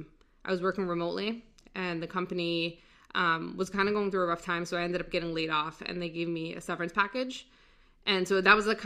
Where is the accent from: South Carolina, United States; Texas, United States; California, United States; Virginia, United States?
Virginia, United States; also born or lived in Saudi Arabia; I grew up in Virginia, most of it.